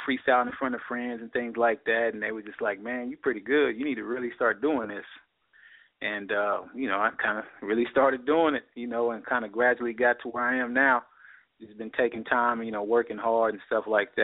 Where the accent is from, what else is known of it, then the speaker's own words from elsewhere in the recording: Midwest City, Oklahoma, United States; I'm from Midwest City, Oklahoma, which is kind of a suburb in Oklahoma City.